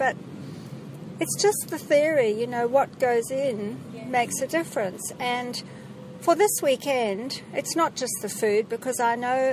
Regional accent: Zimbabwe; I'm from Zimbabwe.

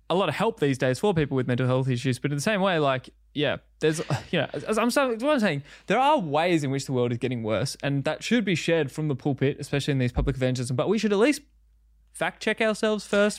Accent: Country Victoria, Australia; growing up, uh, Country Victoria

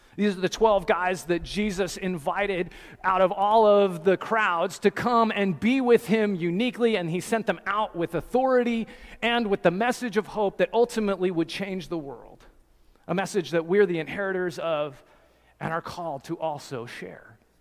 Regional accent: New Jersey, United States; I'm from New Jersey in America

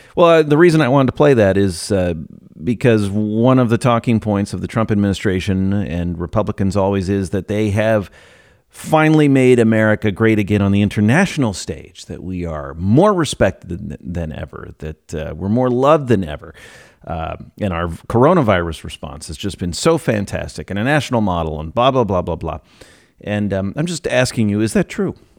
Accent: United States; as an American

